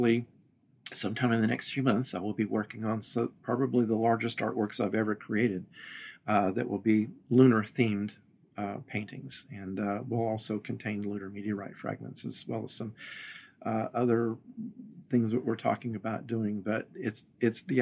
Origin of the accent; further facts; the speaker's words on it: Western Kentucky, United States; the small town I grew up in Western Kentucky